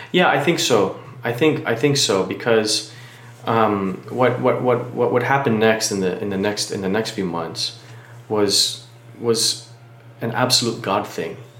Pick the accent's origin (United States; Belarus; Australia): United States; Miami, Florida; now in Taylor Mill, United States; I'm originally from Miami, Florida, uh, born and raised there.